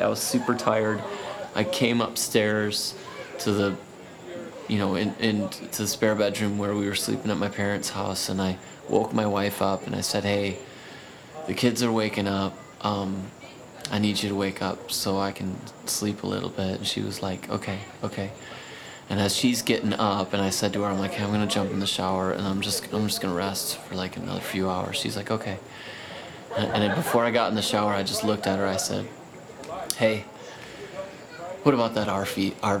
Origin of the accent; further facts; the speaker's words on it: Midwest, United States; I'm from the Midwest.